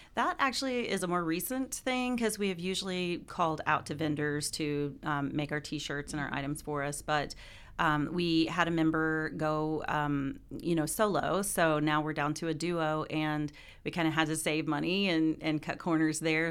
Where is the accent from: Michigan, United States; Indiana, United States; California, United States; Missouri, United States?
Missouri, United States; Columbia; from Columbia, Missouri